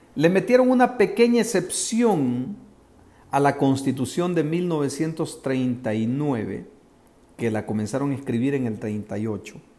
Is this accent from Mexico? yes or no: no; El Salvador; los salvadoreños